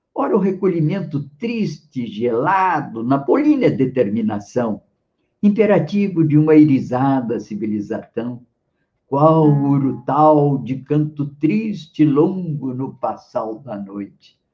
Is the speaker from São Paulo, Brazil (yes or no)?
no; Porto Alegre, Rio Grande do Sul, Brazil; also born or lived in Rio de Janeiro; eu nasci no Rio, mas aí aos 10 anos eu já estava em Porto Alegre